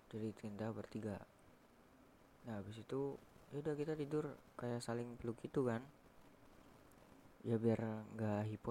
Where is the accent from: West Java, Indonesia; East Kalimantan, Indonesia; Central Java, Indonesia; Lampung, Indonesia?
West Java, Indonesia; Cirebon; Gunung Ciremai Jawa Barat ya karena gua tuh orang Cirebon jadi ya gue yang dekat